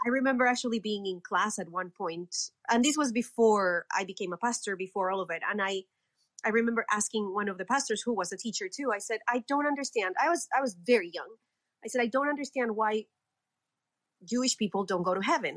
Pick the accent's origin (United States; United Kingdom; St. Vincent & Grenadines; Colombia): Colombia; I was born and raised in Colombia.